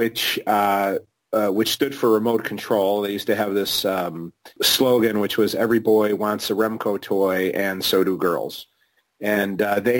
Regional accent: Chicago, Illinois, United States; I was born and raised in Chicago

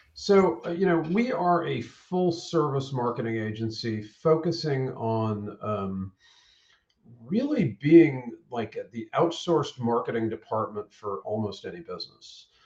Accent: Maine, United States; now in Atlanta, United States; originally I'm from Maine. Um, okay. Uh, moved to Atlanta in the early '90s.

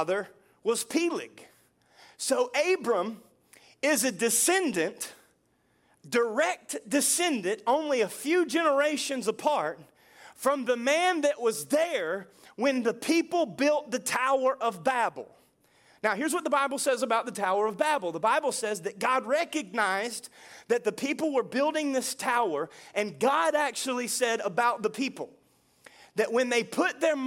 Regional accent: United States; I was born in the USA, I am a citizen of America

